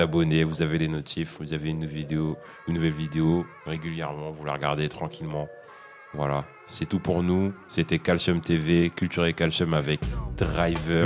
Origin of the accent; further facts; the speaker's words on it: Sarcelles, Île-de-France, France; je viens de Sarcelles